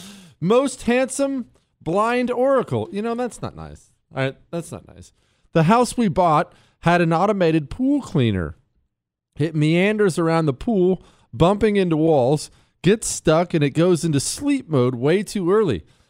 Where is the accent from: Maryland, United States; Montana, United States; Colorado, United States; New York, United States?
Montana, United States; I grew up in Montana. Remember, I moved to Montana when I was 10